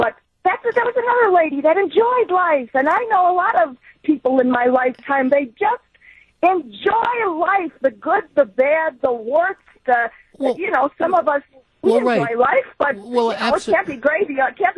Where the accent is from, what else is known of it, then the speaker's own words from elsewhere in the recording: Chicago suburbs, Illinois, United States; moved away; I had a good life growing up in the Chicago suburbs.